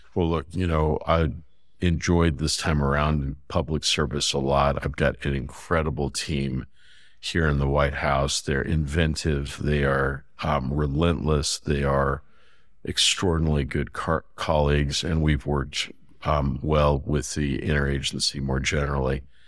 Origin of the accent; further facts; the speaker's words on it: Fresno, California, United States; I grew up in California. I, I grew up in a place called Fresno, outside of Fresno